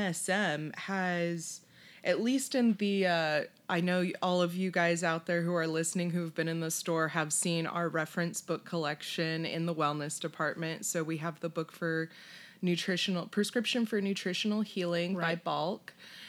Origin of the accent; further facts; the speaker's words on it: California, United States; I'm born and raised in California.